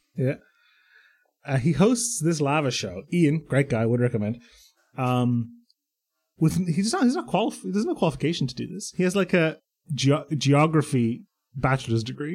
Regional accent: Ireland; But I grew up in Ireland

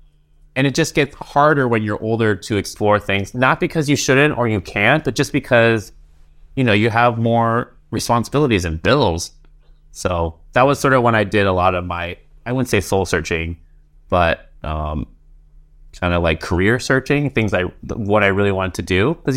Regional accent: Seattle, Washington, United States; I was born in Seattle.

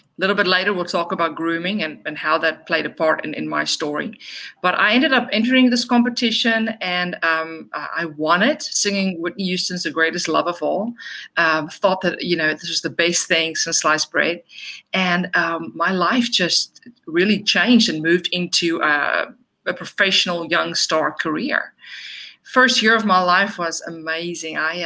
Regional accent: South Africa; moved away; I was born and raised in South Africa

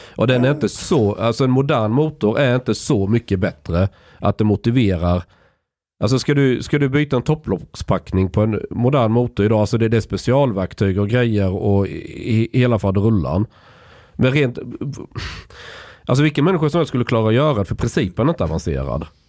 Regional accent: southern Småland, Sweden; Jag är uppvuxen i, i, södra Småland, där är den extrem

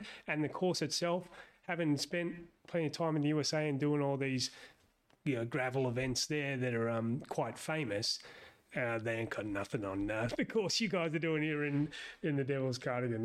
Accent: Sydney, New South Wales, Australia; moved away as an adult; also born or lived in Hobart, Australia; now in United States; I'm from Sydney originally

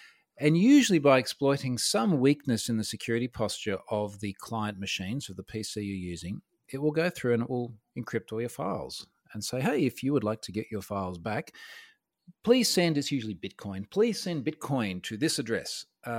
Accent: Australia; So I'm an Australian information security guy.

